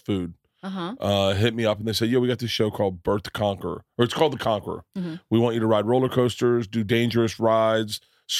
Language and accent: English; Florida, United States; I grew up in Florida.